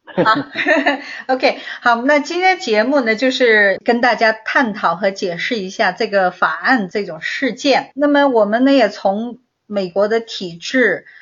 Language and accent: Chinese; China; now in United States; 我们中国人